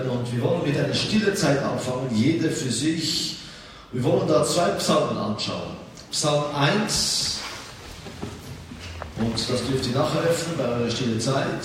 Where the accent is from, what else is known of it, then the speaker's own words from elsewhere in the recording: Israel; aber auch ich bin in Israel aufgewachsen. Äh, meine Eltern sind 1973 von der Schweiz nach Israel gegangen